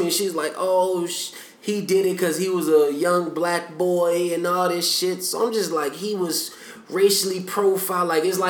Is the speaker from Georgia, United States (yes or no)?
yes; DeKalb County, Georgia, United States; I grew up in DeKalb County, where they got the highest concentration of, like, wealthy black people in the country, and then they got the most violent square mile in the state of Georgia in the same county.